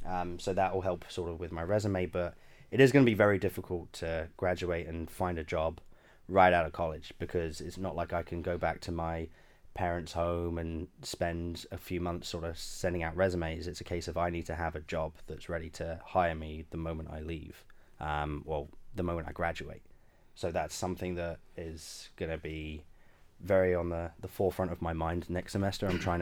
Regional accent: London, United Kingdom; now in United States; So back in 2013, I came to Western Massachusetts from London, England, to be just a general camp counselor for the summer.

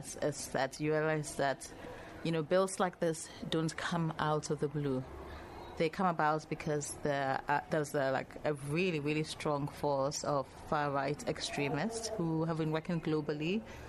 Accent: Ghana; In terms of nationality, I come from Ghana. Ghana is also where I consider home, where I live.

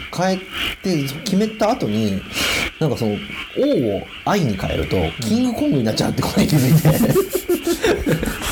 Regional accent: Hida, Gifu, Japan; 僕は飛騨市になるので出身が

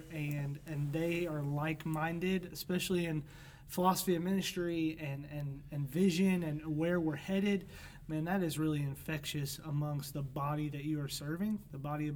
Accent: St. Louis, Missouri, United States; I was born and raised in St. Louis

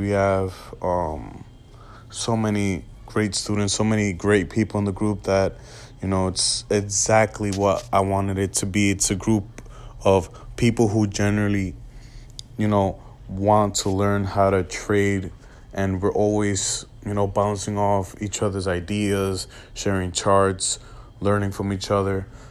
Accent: New York City, New York, United States; I'm from New York City, grew was, uh, born and raised here

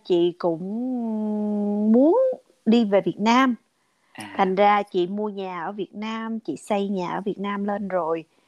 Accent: Vietnam; first language Vietnamese; now in United States; các người việt mình qua đây

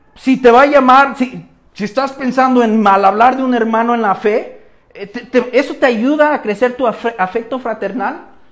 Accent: Mexico; En nuestro trasfondo cultural aquí en México

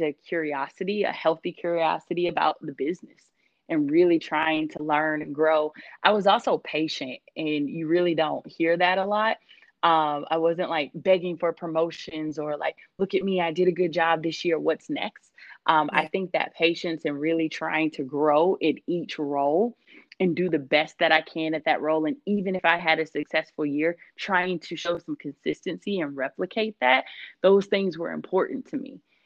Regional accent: Georgia, United States; moved away as an adult; also born or lived in Italy; now in San Diego, United States; I was born in Italy. And then after that, probably about a few months after I was born, he ended up going into the reserve and moving to Georgia. And so that's where I grew up

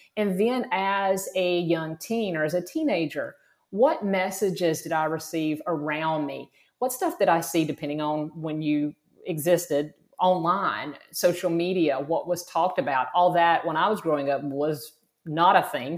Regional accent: South Georgia, United States; moved away as an adult; also born or lived in Florida; I grew up in South Georgia, very rural, very conservative.

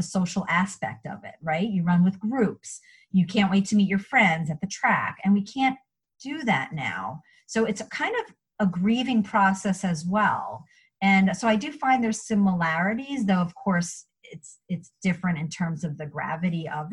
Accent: New York, United States; moved away; I'm from New York and my family's up in New York.

